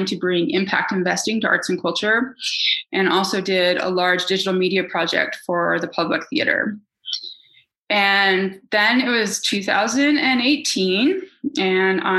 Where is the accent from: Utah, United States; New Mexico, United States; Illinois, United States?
Utah, United States; Salt Lake City; moved away; also born or lived in New York City; when I grew up in Utah, I didn't have any professional women in my orbit